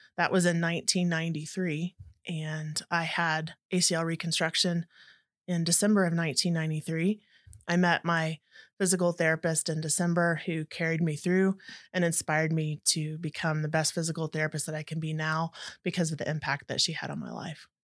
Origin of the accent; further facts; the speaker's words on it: Dallas-Fort Worth area, North Texas, United States; I grew up in the North Texas area and Dallas, Fort Worth area